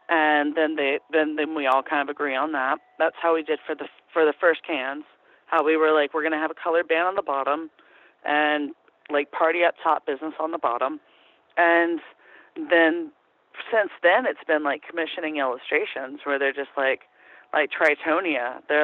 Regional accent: Athens, Georgia, United States; I'm from Athens. I'm totally fine with that.

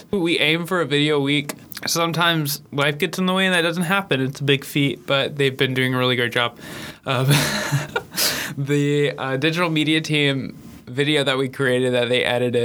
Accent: Memphis, Tennessee, United States; I am from Memphis, Tennessee

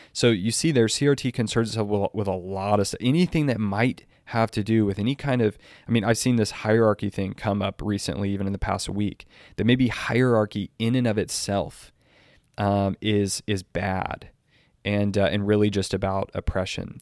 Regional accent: Texas, United States; I'm from Texas

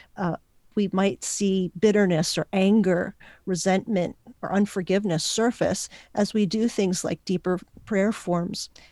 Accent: Puerto Rico; first language Spanish and English; I was born in Puerto Rico, learned to speak Spanish and English at the same time

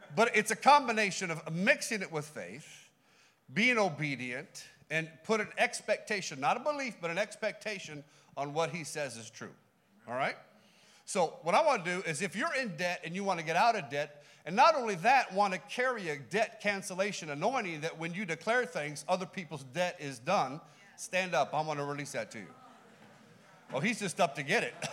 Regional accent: California, United States; We're from California

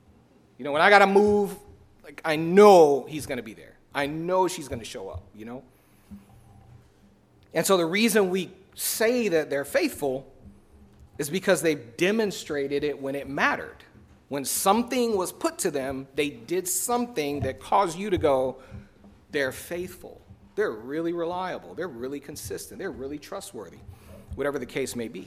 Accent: Chicago, Illinois, United States; I was born and raised in Chicago

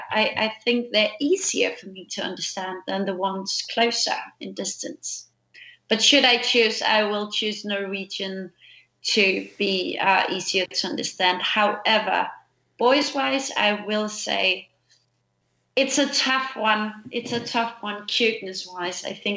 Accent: Copenhagen, Capital Region of Denmark, Denmark; English is a second language; I'm from Copenhagen, born and raised, and Malmö is very close to us, like a distance wise.

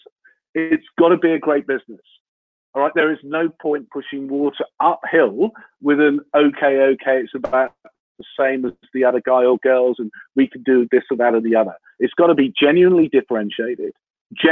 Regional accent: Lowestoft, East of England, United Kingdom; I was born in Lowestoft in Suffolk

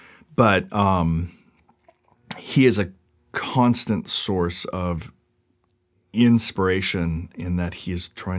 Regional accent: Seattle, Washington, United States; I came from Seattle. I wanted to be around more action.

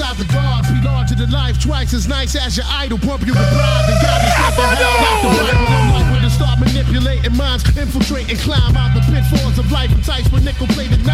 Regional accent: New York City, New York, United States; I grew up in the Bronx

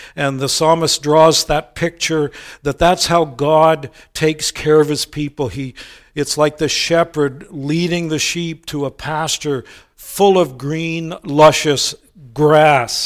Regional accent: United States; moved away as an adult; now in Canada; many of you know I'm originally an American, became a Canadian in two thousand seven

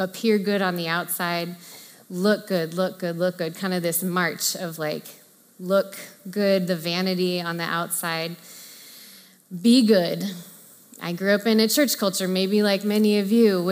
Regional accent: Orange County, Southern California, United States; my unintentional mantra growing up in Southern California was look good, be good, do good

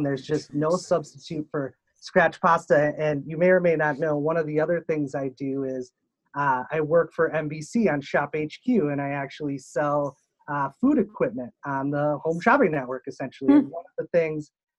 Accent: Wisconsin, United States; now in Minnesota, United States; I grew up in Wisconsin and it's mandatory that you're a Packer fan

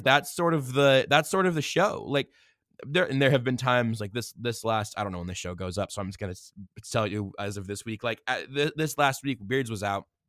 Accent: Wichita, Kansas, United States; now in Kansas City, United States; I was born in 1994 in Wichita, Kansas

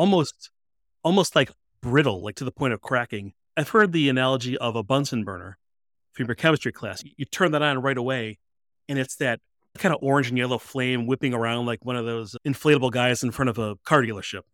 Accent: Chicago, Illinois, United States; I am from the Chicago area, the Chicago suburbs.

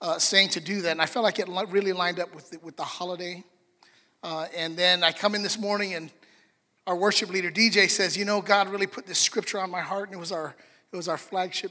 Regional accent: Los Angeles, California, United States; I was born here, East LA. So okay, Dominguez. So I was born in America.

